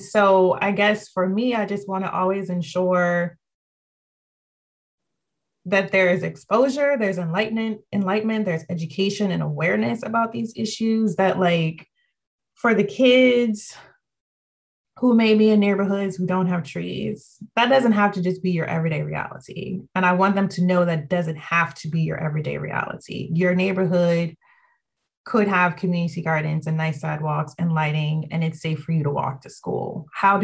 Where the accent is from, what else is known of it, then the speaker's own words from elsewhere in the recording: Ashland, Virginia, United States; moved away as an adult; also born or lived in Washington, D.C. / Australia; now in Richmond, United States; I grew up in Ashland, but my family's from here